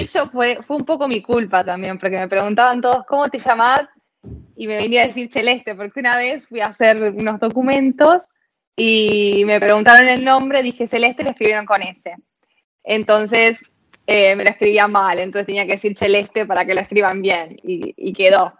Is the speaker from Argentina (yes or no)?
yes; La Plata, Buenos Aires Province, Argentina; moved away as an adult; yo soy de La Plata, eh, viví siempre en La Plata